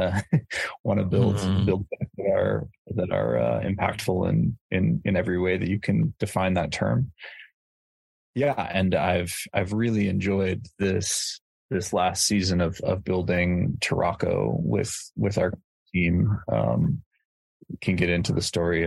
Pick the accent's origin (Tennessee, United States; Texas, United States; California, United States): California, United States; moved away as an adult; now in East Africa; I grew up in California